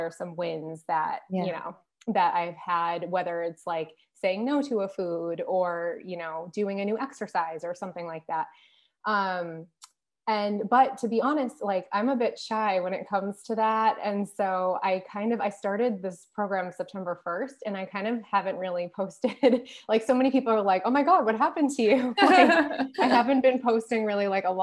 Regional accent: United States; moved away; being American

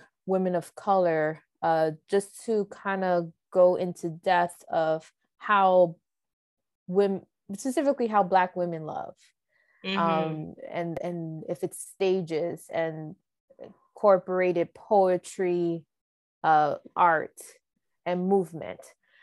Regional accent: United States; My story as a American born, background as a Dominican

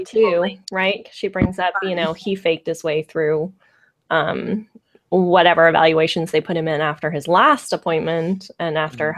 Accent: San Francisco Bay Area, California, United States; I'm from the San Francisco Bay Area

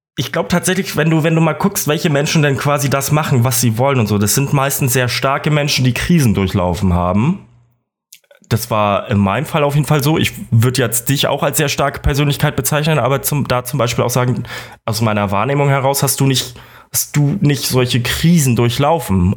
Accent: Kiel, Schleswig-Holstein, Germany; moved away as an adult; now in Munich, Germany; ich komme aus Kiel

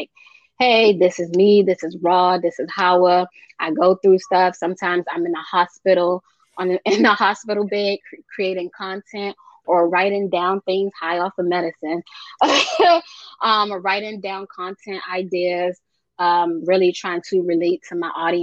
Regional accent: United States; I was born here in America, but my parents are from both some Sierra Leone, West Africa, and they came to the country over 50 years ago

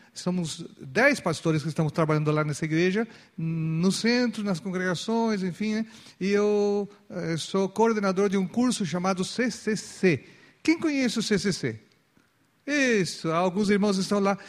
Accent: Chile; now in Brazil; Pela, pela documentação, ainda eu sou, eu sou chileno

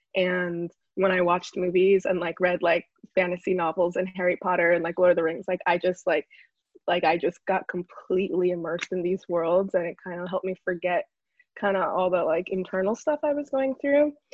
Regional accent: New York City, New York, United States; also born or lived in Connecticut; i went through like a lot of identity issues growing up because we're from the Bronx

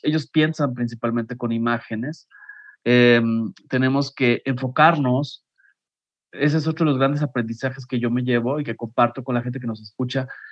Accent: Mexico; como mexicanos

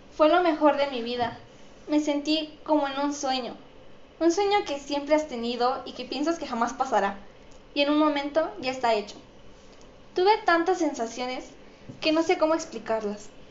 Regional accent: Mexico; soy mexicana y represento a mi país

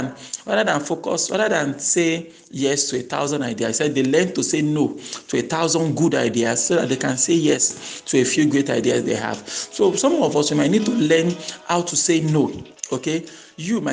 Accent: Nigeria; I grew up in Nigeria

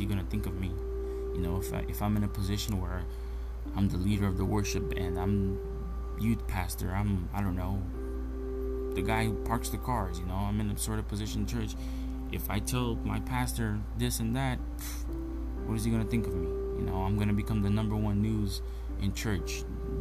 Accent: Brazil; moved away; my home country, Brazil

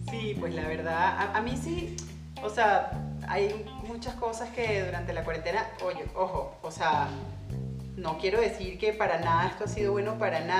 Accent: Venezuela; moved away; also born or lived in Colombia

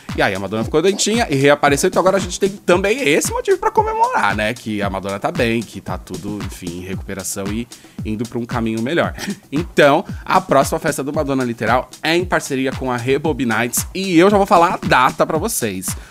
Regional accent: Brazil; sendo brasileiro

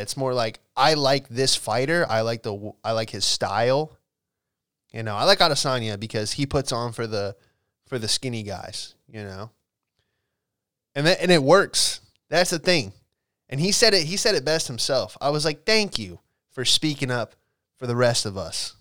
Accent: Alexandria, Virginia, United States; I grew up in Alexandria, Washington, D C area

